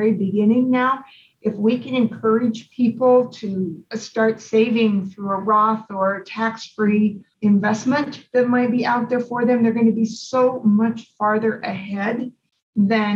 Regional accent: Idaho, United States; now in Arizona, United States; I grew up in Idaho

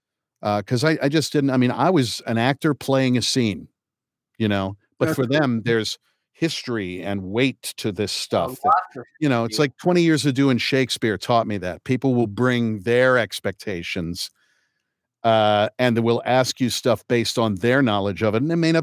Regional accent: Kokomo, Indiana, United States; also born or lived in New York; I was born at Manhattan Lying In Hospital and lived in Lincoln Towers until I was two. So right off of West End there, and then moved to Kokomo, Indiana.

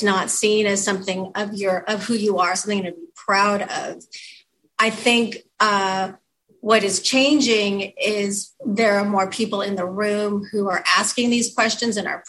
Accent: Southern California, United States; now in Seattle, United States; the apartments that I grew up in Southern California

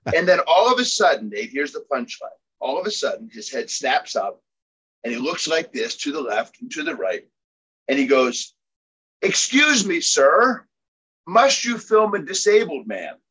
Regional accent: Philadelphia, Pennsylvania, United States; I was born and raised in Philadelphia

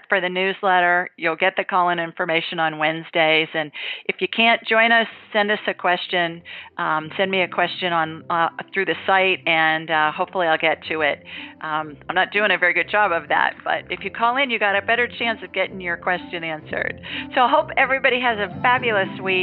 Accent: Columbus, Ohio, United States; now in Alabama, United States; I grew up in Columbus

